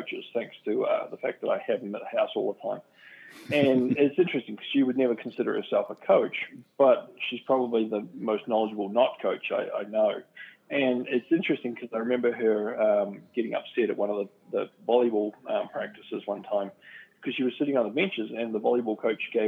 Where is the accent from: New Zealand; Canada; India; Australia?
New Zealand; moved away; growing up in New Zealand